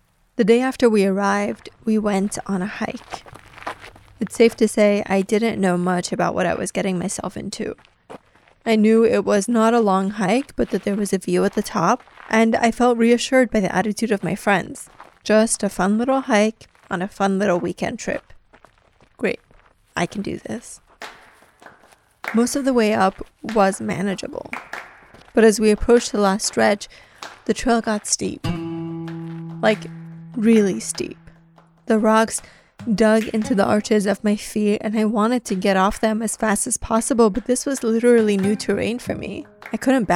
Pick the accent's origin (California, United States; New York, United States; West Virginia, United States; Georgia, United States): New York, United States; New York City; also born or lived in Iran; I was born in Iran and grew up mostly in Queens, New York.